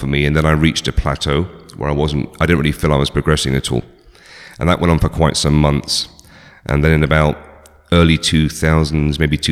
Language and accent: English; just outside Oxford, South East England, United Kingdom; moved away; I grew up in just outside Oxford in England, born in 1971.